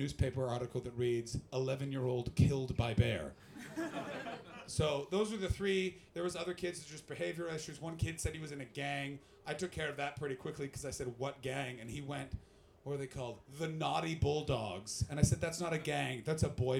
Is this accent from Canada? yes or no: yes; Ottawa, Ontario, Canada; I'm from Ottawa, which is, it's the most diverse climate of any place in the world